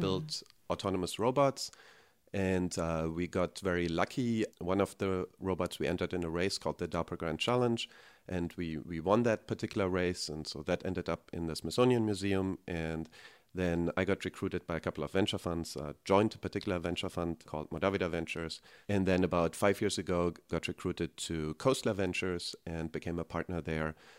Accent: Germany; moved away as an adult; now in United States; So, I grew up in Germany, as you can probably hear by my accent

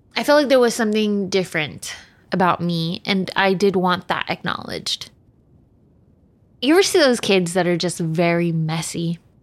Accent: Texas, United States; I was born in Texas

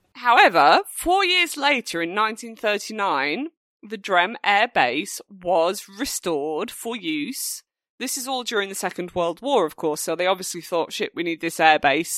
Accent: United Kingdom; being British

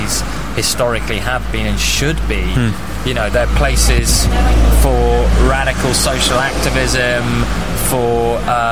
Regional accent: London, United Kingdom; also born or lived in Nottingham; I was raised in London

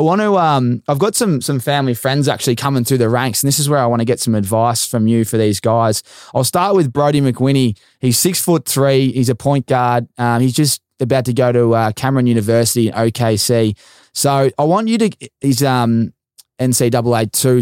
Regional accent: Essendon, Victoria, Australia; I grew up back in Essendon

